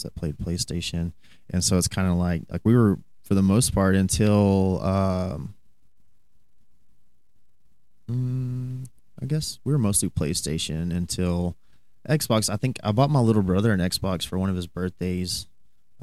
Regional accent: Newcastle, Texas, United States; I grew up in Newcastle, so I know a lot of people in the Graham area

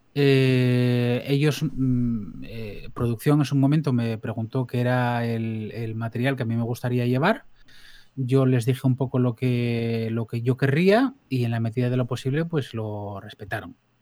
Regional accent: Blimea, Asturias, Spain; yo vengo de un pueblo de la cuenca del Nalón, en más o menos el centro de Asturias, la cuenca buena.

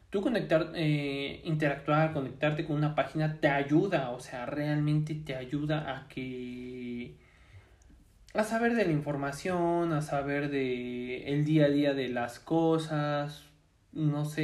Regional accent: Puebla, Mexico; Ah, pues yo soy de Puebla

